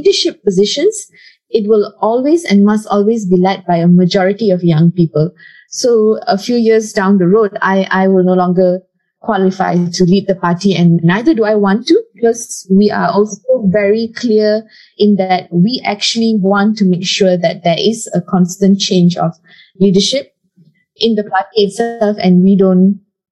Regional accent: Taiping, Perak, Malaysia; moved away; I go back home to my hometown, which is in Taiping, Perak

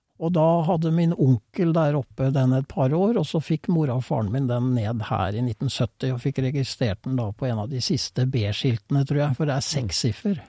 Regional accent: Fredrikstad, Østfold, Norway; i Fredrikstad, der jeg kommer fra

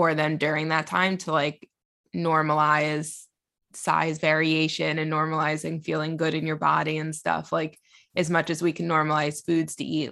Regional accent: United States; now in London, United Kingdom; I'm American, but I live in London.

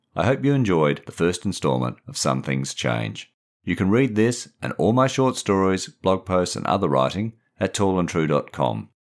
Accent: Perth, Western Australia, Australia; I grew up in Perth in the 1960s and 70s and supported the East Perth footy team

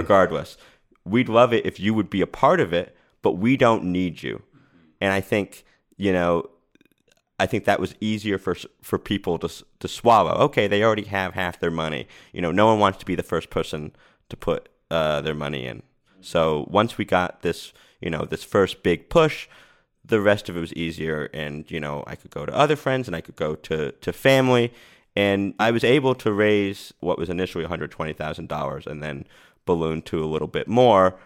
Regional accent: Rhode Island, United States; now in Los Angeles, United States; I moved out here and I, I'm from Rhode Island

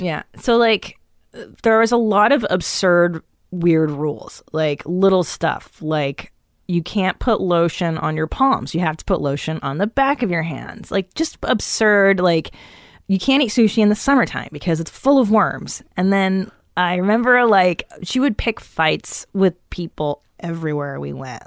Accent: Los Angeles, California, United States; also born or lived in Encino / Tarzana / West Hills / Canoga Park; I grew up in the San Fernando Valley

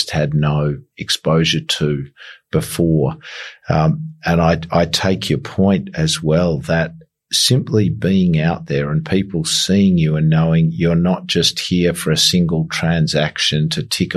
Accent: Australia; I'm from Australia.

